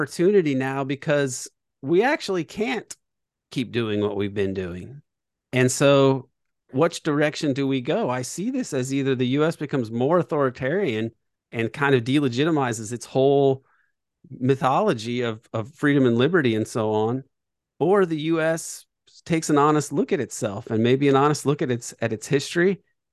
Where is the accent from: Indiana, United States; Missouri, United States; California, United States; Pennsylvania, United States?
Indiana, United States; I was growing up in Indiana